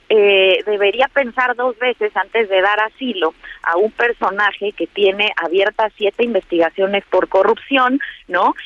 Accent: Mexico

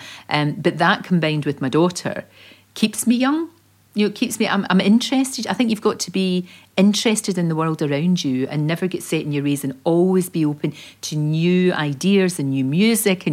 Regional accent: Glasgow, Scotland, United Kingdom; accent: Glasgow; moved away; I was born in the Gorbals in Glasgow and obviously from a very working class family.

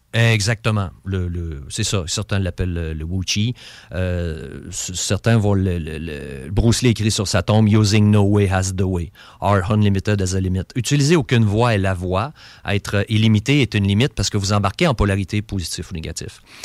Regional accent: Beauce, Quebec, Canada; je suis un Beauceron

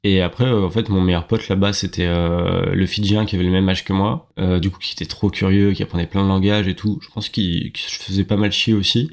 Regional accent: France; moved away as an adult; now in Australia; on est que des Frenchies dans cette boîte

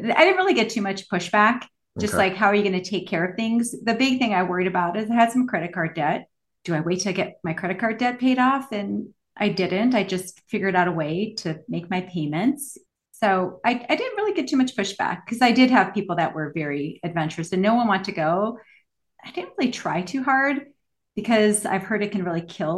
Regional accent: Minneapolis, Minnesota, United States; moved away; also born or lived in Los Angeles; I grew up in Minneapolis and lived in Los Angeles

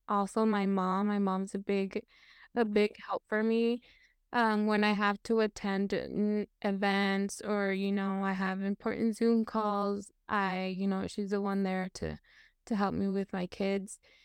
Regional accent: Washington, United States; I was born and raised in Washington State, um, that is currently where I live

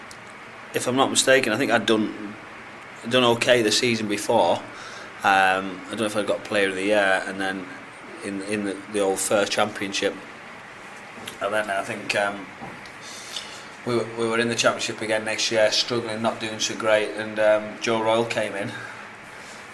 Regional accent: Hartlepool, North East England, United Kingdom; I'm from Hartlepool

